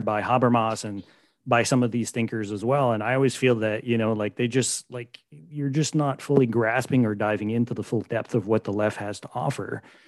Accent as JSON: {"language": "English", "country": "Canada"}